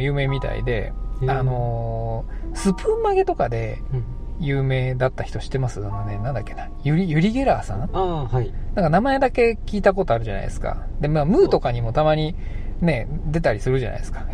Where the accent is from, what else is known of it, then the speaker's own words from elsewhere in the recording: Saitama, Japan; moved away; 僕ら埼玉県出身の